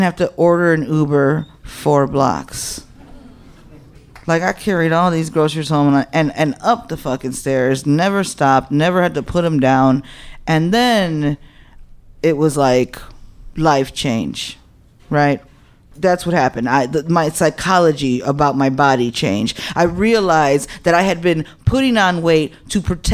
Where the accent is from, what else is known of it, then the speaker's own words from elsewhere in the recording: Chicago, Illinois, United States; I'm like Humble Park. That's where I'm from. Humble Park, born and raised